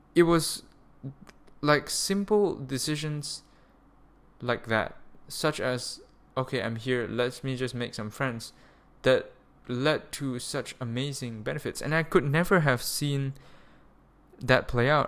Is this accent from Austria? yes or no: no; Malaysia; moved away as an adult; also born or lived in Germany; Malaysia, my home of, like, eighteen years. This is where I was born. I'm a Malaysian citizen